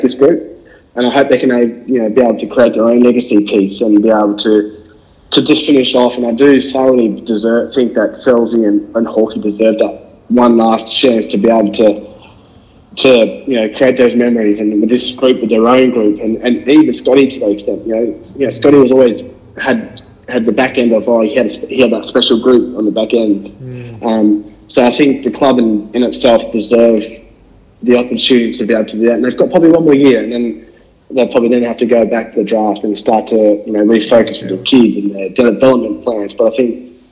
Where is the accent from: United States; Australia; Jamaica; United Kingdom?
Australia; Darwin, Northern Territory; moved away; I grew up in Darwin